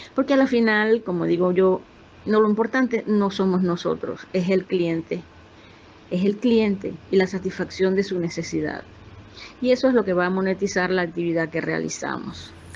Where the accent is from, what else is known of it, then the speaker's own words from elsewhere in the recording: Venezuela; moved away; yo soy venezolana